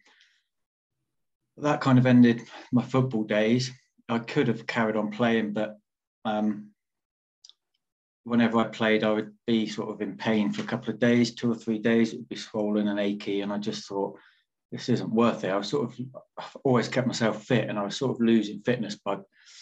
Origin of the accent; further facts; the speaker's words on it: Torquay, South West England, United Kingdom; also born or lived in Surrey; I grew up in Torbay. I moved down from Surrey when I was little, and so I think I was about three.